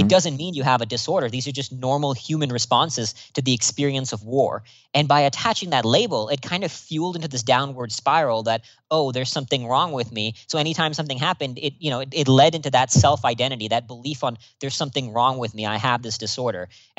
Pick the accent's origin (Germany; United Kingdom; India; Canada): India; born there; also born or lived in Singapore / Austin, United States; So I was born here in India, where I'm speaking to you from right now, then moved to Singapore and then Austin, Texas.